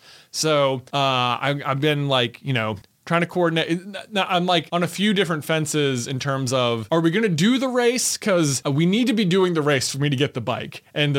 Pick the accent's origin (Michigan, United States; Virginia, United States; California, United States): Virginia, United States; Roanoke; So that's another part. It's like, I'm from Roanoke. It's like, I don't even mountain bike.